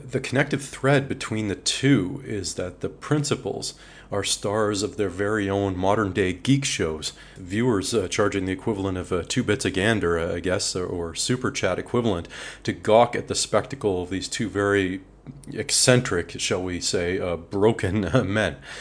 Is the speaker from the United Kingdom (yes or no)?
no; Canada; as a Canadian